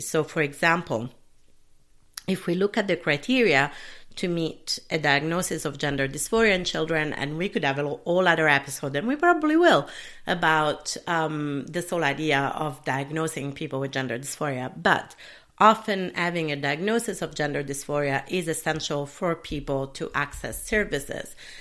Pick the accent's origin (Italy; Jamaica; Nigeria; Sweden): Italy; also born or lived in United Kingdom / Sicily; now in Minneapolis, United States; where I was brought up in Italy